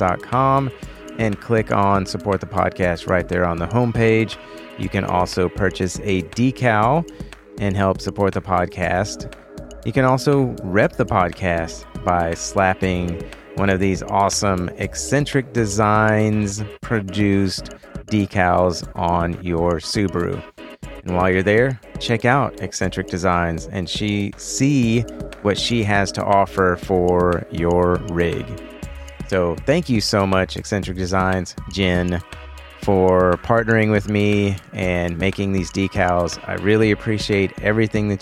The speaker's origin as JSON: {"language": "English", "region": "Texas", "country": "United States", "said": "I'm from Texas"}